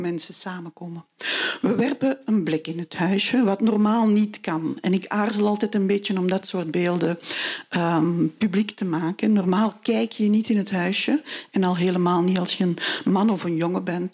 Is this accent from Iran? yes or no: no; Niel, Flanders, Belgium; also born or lived in Kalmthout, Belgium; Ik ben opgegroeid in Niel bij de Ruppel